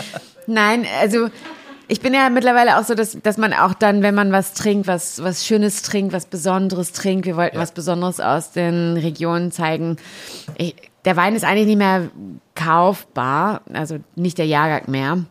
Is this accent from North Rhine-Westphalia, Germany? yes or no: yes; Warendorf, North Rhine-Westphalia, Germany; ich komme ja aus Warendorf, aus Westfalen